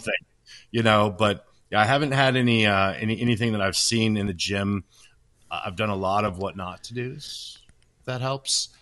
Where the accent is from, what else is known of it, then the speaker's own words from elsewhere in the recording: Washington, United States; I was born in Washington State